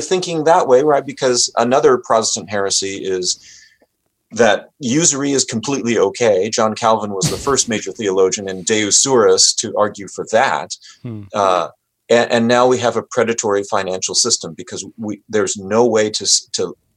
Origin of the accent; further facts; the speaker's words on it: United States; I'm Japanese American. My dad and his family were interned during World War II